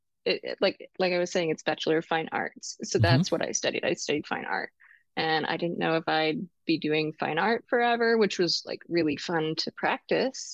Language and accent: English; Eastern Washington, United States; I grew up in Eastern Washington